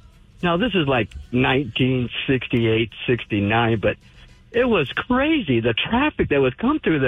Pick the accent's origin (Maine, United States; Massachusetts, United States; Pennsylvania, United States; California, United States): California, United States; moved away; when I was growing up in California